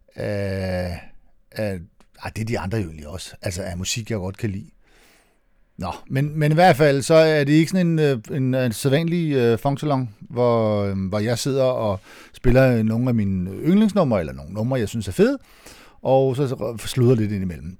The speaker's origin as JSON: {"language": "Danish", "town": "Næstved", "region": "Zealand", "country": "Denmark", "said": "Det hedder Næstved Finden, der hvor jeg kommer fra, og det er ikke, øh, positivt ment"}